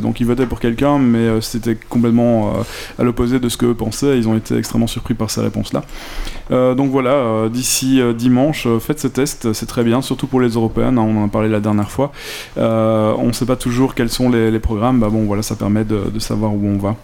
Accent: Belgium

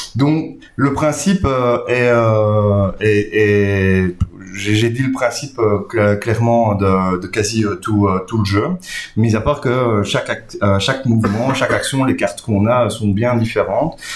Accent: Belgium; on est belge, francophone

